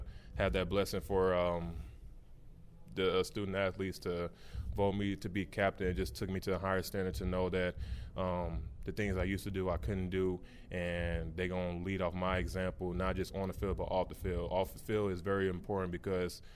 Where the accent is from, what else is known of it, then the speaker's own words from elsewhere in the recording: Missouri, United States; now in Cincinnati, United States; I'm from Missouri